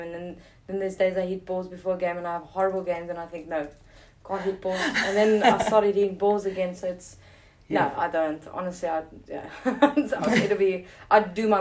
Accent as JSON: {"language": "English", "country": "South Africa", "said": "being a South African cricketer or yeah. sports person"}